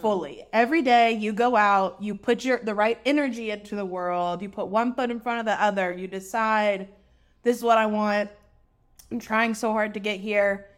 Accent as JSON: {"language": "English", "region": "the South", "country": "United States", "tie": "born or raised there", "said": "We grew up in the South."}